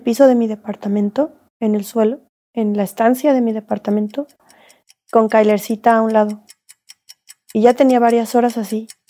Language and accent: Spanish; Mexico; me voy a quedar aquí en mi país